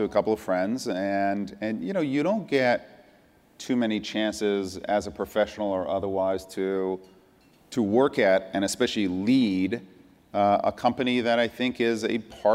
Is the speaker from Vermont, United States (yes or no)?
no; Irvington, New York, United States; born or raised there; also born or lived in Iran / France / Tarrytown, New York